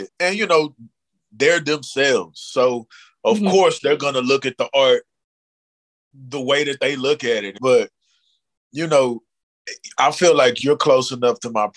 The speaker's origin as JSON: {"language": "English", "town": "Dallas", "region": "Texas", "country": "United States", "tie": "born or raised there"}